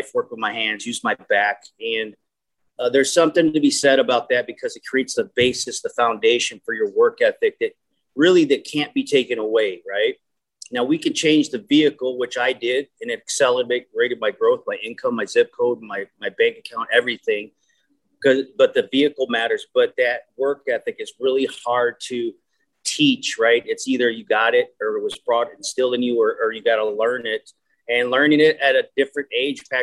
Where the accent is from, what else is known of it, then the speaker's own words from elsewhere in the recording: Minnesota, United States; I'm from Moneymaking, Minnesota